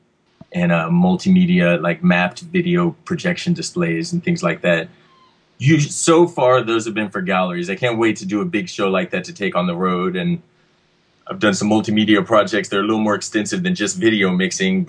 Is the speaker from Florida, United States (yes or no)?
no; Texas, United States; now in Los Angeles, United States; I'm here from Texas, and so I'm used to much more heat than we ever get up here.